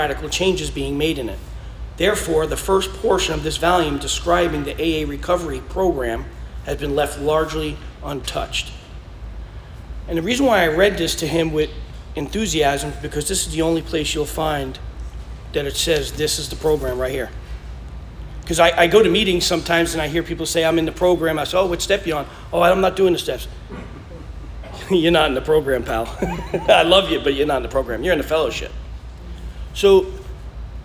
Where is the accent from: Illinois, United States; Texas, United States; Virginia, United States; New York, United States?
New York, United States; moved away; I'm from New York.